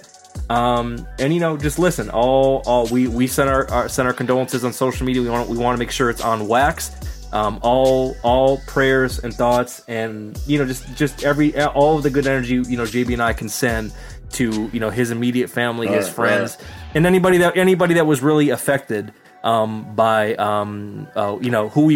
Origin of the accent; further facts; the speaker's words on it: Michigan, United States; my home state of Michigan. That's where I'm at now